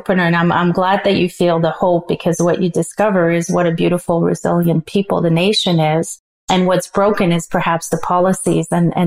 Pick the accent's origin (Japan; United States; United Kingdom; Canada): Canada; as a Canadian